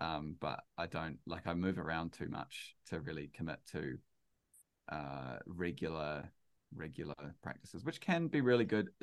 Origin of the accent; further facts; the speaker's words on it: New Zealand; I'm a Kiwi